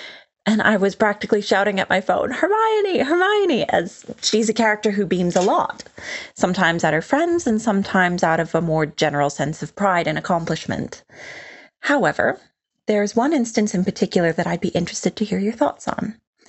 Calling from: London, United Kingdom

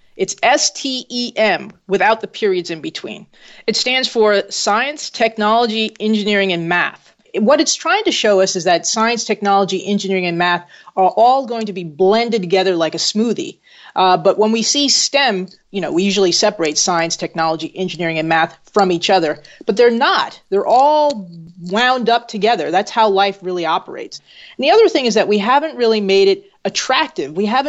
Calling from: New Haven, Connecticut, United States; I'm in New Haven, Connecticut.

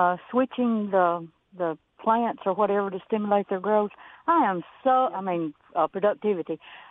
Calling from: Boonville, Mississippi, United States; Hey, I'm in Boonville.

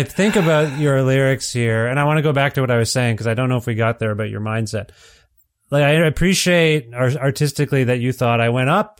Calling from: Alberta, Canada; I'm calling you from Alberta.

